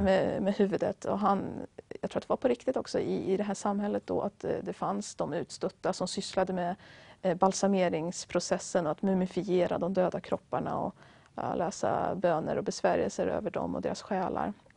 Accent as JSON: {"language": "Swedish", "region": "Västra Götaland", "country": "Sweden", "said": "jag kommer från en mindre stad i Västra Götaland"}